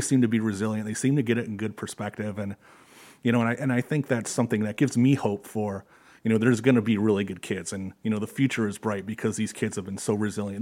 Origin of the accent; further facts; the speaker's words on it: Detroit, Michigan, United States; also born or lived in Georgia; now in Perrysburg, United States; I grew up in the Detroit area.